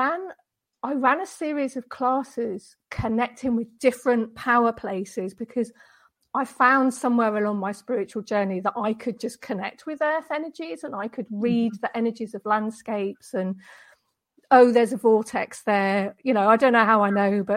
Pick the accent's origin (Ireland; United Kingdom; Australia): United Kingdom; Deal, South East England; moved away as an adult; now in Denmark; I'm from the UK, which you might be able to tell from my accent, but I've married a Danish guy and now I live in Denmark. But going back years and years and years ago, I was born in Deal in Kent, which is in on the southeast coast of Britain